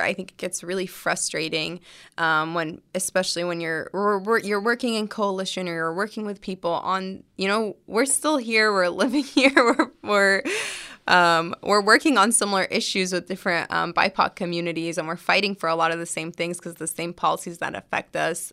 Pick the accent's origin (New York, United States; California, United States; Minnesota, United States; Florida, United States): California, United States; my parents are Palestinian immigrants, but I was born here